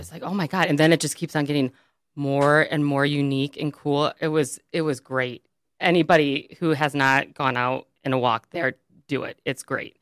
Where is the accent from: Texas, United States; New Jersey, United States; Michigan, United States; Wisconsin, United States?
Michigan, United States; Birmingham; I grew up in Birmingham, and the Birmingham Public Schools